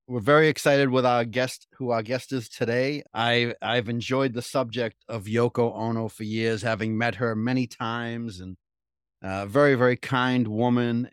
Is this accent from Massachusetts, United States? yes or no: yes; Cambridge, Massachusetts, United States; I grew up in Cambridge, right? So in the seventies, I worked in Harvard Square